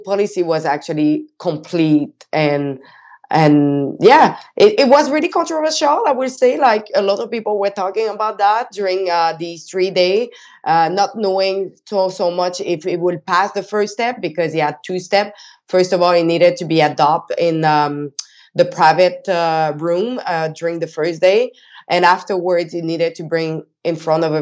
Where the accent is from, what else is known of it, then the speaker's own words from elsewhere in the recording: Quebec, Canada; I'm from Quebec